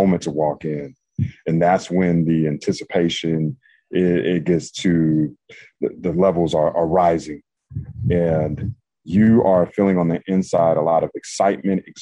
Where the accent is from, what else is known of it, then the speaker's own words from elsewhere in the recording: North Carolina, United States; I grew up in North Carolina